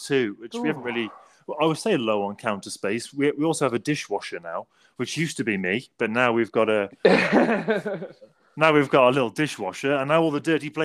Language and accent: English; England, United Kingdom; now in United States; I'm English